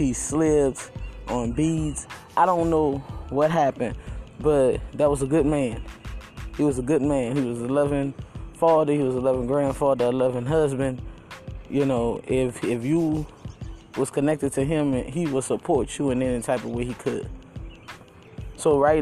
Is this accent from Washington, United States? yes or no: no; New Orleans, Louisiana, United States; New Orleans, my hometown